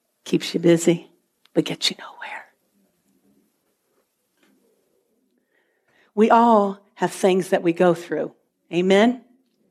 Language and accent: English; Virginia, United States; moved away as an adult; now in Canada; I've always been in Virginia my whole life. I was born in Virginia, and I lived in Virginia